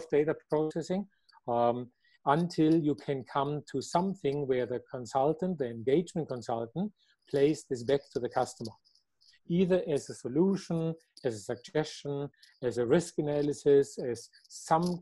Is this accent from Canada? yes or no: no; Germany; I am from Germany